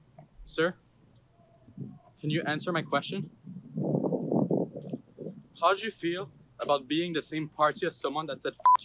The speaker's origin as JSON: {"language": "English", "town": "Ottawa", "region": "Ontario", "country": "Canada", "said": "I'm from here, Ottawa."}